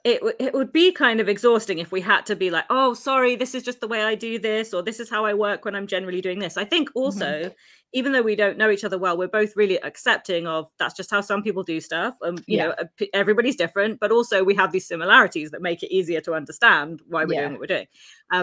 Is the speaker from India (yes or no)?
yes; India; you are the Japanese and I am the Indian